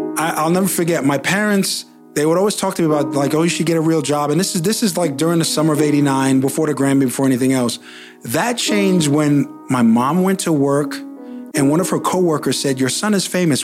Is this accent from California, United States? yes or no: no; New York, United States; moved away as an adult; also born or lived in Los Angeles; I'm from New York, I learned how to rhyme in New York